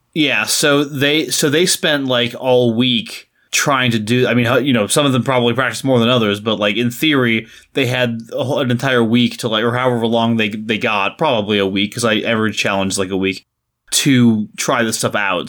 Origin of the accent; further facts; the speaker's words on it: United States; as an American, especially as an American who hasn't spent any time in, uh, Britain